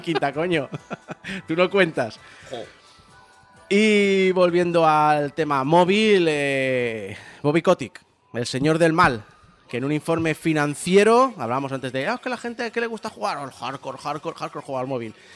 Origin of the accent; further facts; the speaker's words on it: Spain; éramos 47 millones de españoles